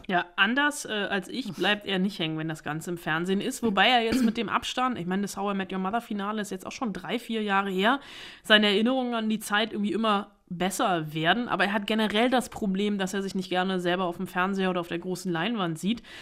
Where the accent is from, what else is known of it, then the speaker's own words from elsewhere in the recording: Germany; bei uns in Deutschland